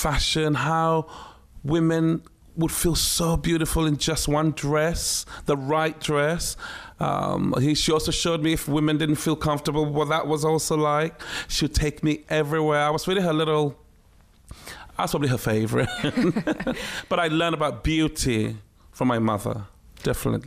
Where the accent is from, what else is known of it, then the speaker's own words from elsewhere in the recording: Ghana; moved away; also born or lived in Takoradi / Accra / Tema; It was a very surreal life, growing up in Ghana, but on a military base